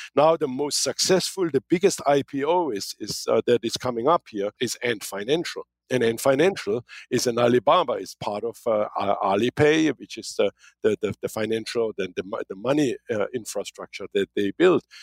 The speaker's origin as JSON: {"language": "English", "country": "Germany", "also_born_or_lived": "Kansas", "moved": "as an adult", "lives_now": "United States", "said": "when I came from Germany"}